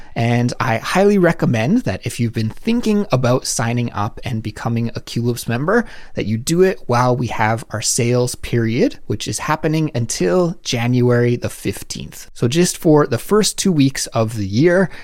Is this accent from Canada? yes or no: yes; Canada; moved away as an adult; now in South Korea